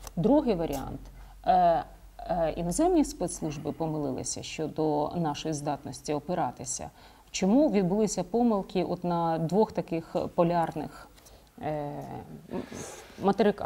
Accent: Zhytomyr Oblast, Ukraine; moved away; ми з вами земляки. Е, ми з Житомирщини

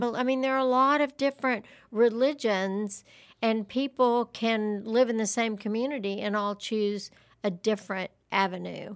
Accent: Lubbock, Texas, United States; I grew up in Lubbock

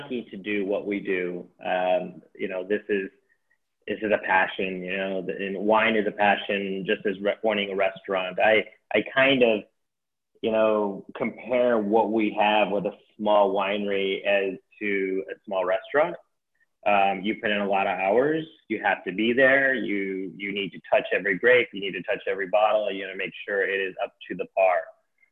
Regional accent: Michigan, United States; moved away as an adult; also born or lived in Chicago; now in San Rafael, United States; When I grew up in Michigan, spent 18 years there, and then I spent 2 years in Chicago

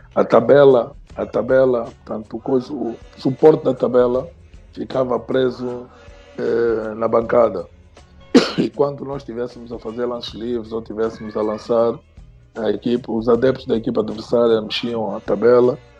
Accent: Angola; also born or lived in Lisbon, Portugal; Eu saí de Angola

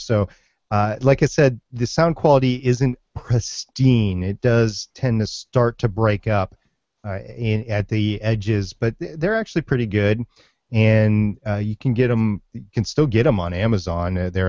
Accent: Minnesota, United States; I grew up in Minnesota, so it's WCCO 830.

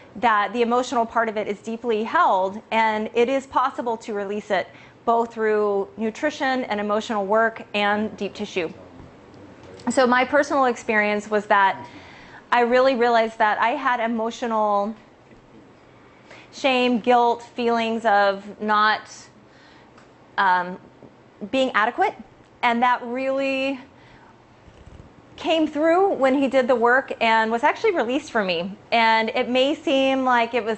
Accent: California, United States; I am from California.

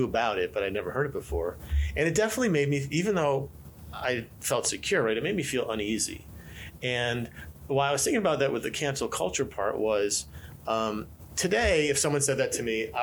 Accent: United States; I'm an American rabbi

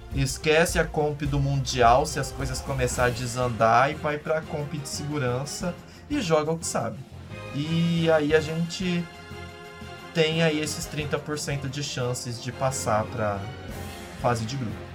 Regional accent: Brazil; como brasileiros

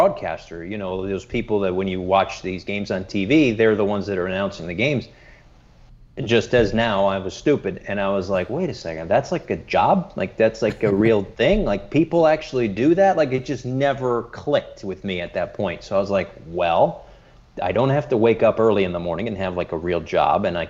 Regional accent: Bristol, Connecticut, United States; I grew up in Bristol, Connecticut

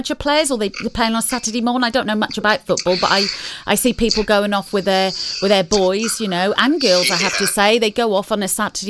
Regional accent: Norwich, East of England, United Kingdom; I come from Norwich myself

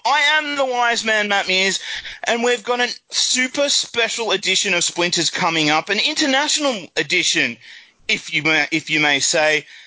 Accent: Australia; now in England; as an Australian

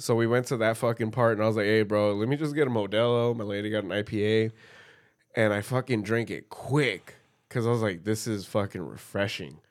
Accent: California, United States; as a Californian

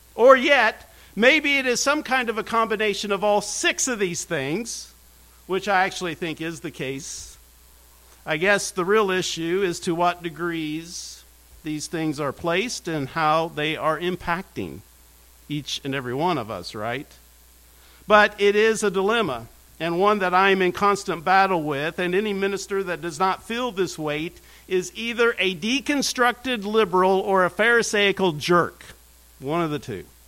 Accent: United States; I'm from Brown County. I'm not from Westminster Seminary.

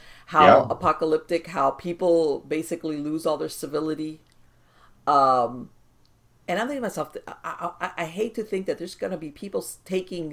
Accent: Miami, Florida, United States; I was born and raised here in Miami in South Florida.

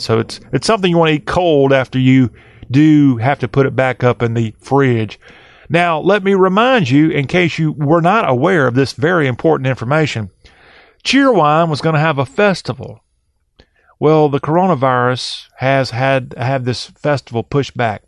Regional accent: Orangeburg County, South Carolina, United States; I was from Orangeburg County, South Carolina

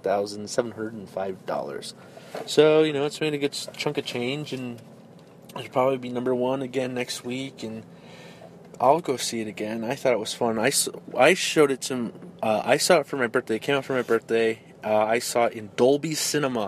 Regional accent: Denver, Colorado, United States; now in Houston, United States; we are in Houston, Texas right now, but we were both born and raised in Denver, Colorado

